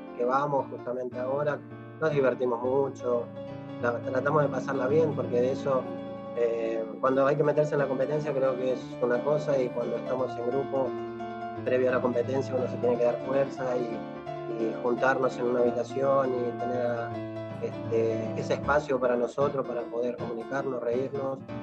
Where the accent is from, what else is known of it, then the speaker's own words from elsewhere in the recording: Buenos Aires, Argentina; also born or lived in La Tosca, Santa Fe / San Antonio Obligado, Santa Fe; terminé, bueno, acá en Buenos Aires, la cual, eh, obviando un poco los años, este, empecé los estudios en el Colegio Santa Cecilia